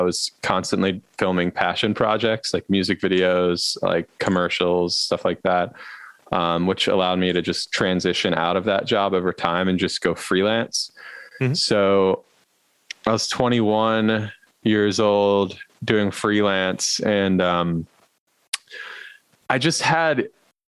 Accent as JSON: {"language": "English", "town": "Baltimore", "region": "Maryland", "country": "United States", "tie": "born or raised there", "said": "my roots are here in Baltimore. My father was a small business owner. I saw him start a small business and grow it from scratch from the time before I was born down on Light Street in Federal Hill. And so I grew up here"}